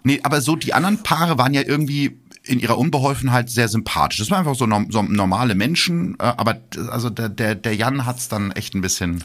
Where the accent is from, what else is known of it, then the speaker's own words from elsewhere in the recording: Gütersloh, North Rhine-Westphalia, Germany; Gütersloh, meiner Heimatstadt